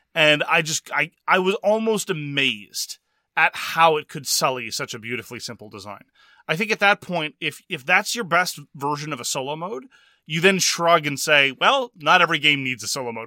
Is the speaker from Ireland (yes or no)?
no; Quebec, Canada; I'm from Quebec